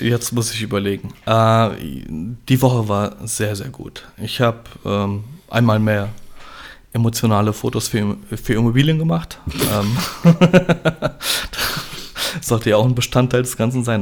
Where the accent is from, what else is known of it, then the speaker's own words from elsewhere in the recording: Gernsheim, Hesse, Germany; Bei uns in Gernsheim gibt es das Fischerfest